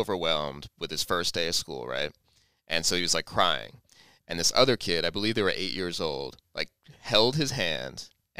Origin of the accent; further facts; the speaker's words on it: New Jersey, United States; I'm the Yankee. I'm the one, and we discussed on this show, I'm from New Jersey.